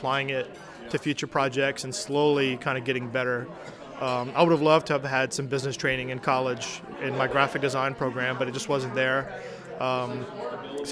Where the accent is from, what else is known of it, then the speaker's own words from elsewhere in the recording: Thibodaux, Louisiana, United States; moved away as an adult; now in Acadiana, United States; I was born and raised in Thibodaux